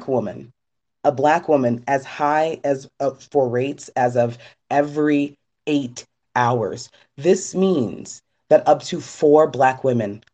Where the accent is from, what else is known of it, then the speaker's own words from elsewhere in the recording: Trinidad & Tobago; my home country of Trinidad